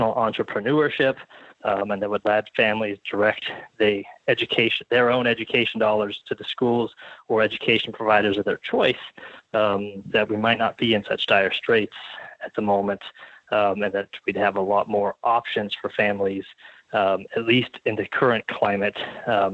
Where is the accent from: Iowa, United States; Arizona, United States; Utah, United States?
Arizona, United States; my home state of Arizona